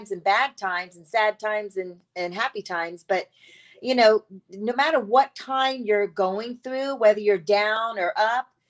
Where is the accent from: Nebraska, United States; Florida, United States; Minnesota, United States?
Florida, United States; Tampa; moved away; I am from Tampa, Florida, sunny Tampa, Florida